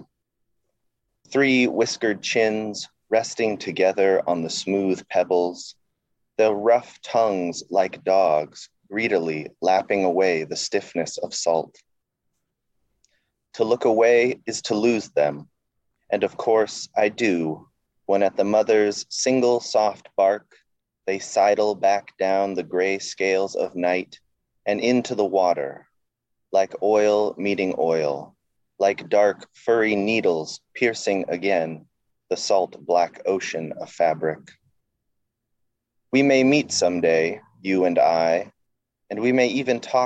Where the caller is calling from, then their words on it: Seattle, Washington, United States; I'm calling from Seattle, Washington